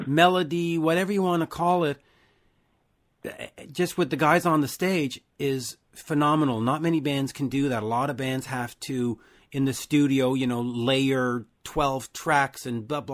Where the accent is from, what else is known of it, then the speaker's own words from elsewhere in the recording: Canada; I'm Canadian